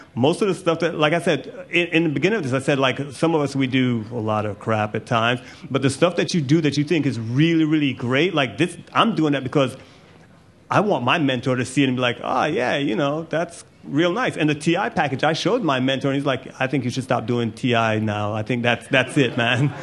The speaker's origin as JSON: {"language": "English", "country": "Jamaica", "said": "I'm Jamaican. I'm clearly really proud of being Jamaican."}